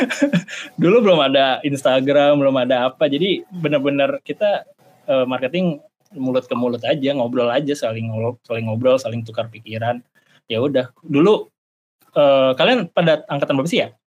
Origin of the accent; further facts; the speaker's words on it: Jakarta, Indonesia; moved away as an adult; also born or lived in Bandung; saya asal Jakarta ya, saya nggak mau disuruh balik ke Jakarta